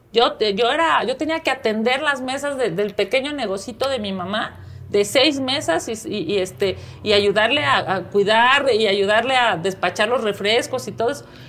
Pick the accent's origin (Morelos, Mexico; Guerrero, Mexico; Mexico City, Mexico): Mexico City, Mexico; soy chilanga, aquí nací, aquí he crecido, aquí he estudiado, aquí he trabajado